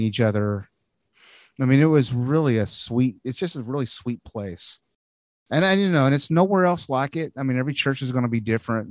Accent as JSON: {"language": "English", "country": "United States", "tie": "born or raised there", "also_born_or_lived": "Arkansas / Missouri", "moved": "yes", "lives_now": "California, United States", "said": "growing up in Arkansas and Missouri and places like that before I moved out here"}